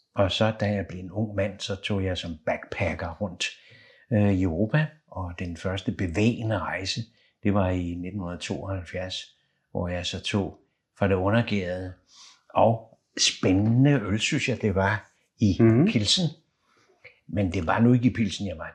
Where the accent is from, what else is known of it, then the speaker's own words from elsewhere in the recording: Copenhagen, Capital Region of Denmark, Denmark; Jeg er født lige ved Carlsberg øh, i Valby